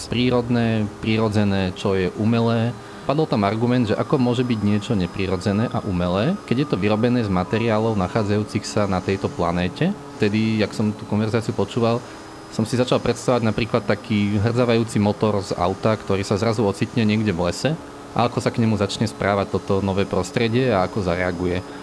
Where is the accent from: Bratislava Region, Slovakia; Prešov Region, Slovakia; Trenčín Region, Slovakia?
Bratislava Region, Slovakia; Bratislava; som z Bratislavy, mám 27 rokov